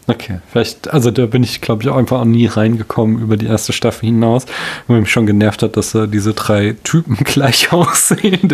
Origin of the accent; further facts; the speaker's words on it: Central Hesse, Germany; Ich bin ja so Mittelhesse